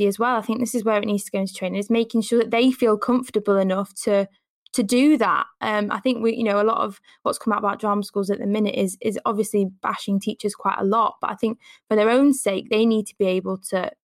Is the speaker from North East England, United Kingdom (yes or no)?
yes; Newcastle upon Tyne, North East England, United Kingdom; accent: Geordie; I'm from Newcastle, I then have to show that I can do a Southern accent